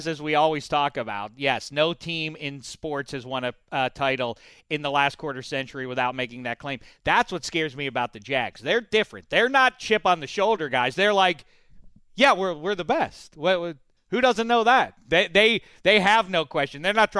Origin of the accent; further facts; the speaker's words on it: Pittsburgh, Pennsylvania, United States; I'm from Pittsburgh. {S9} I was not aware of that. {S7} I'm from Pittsburgh.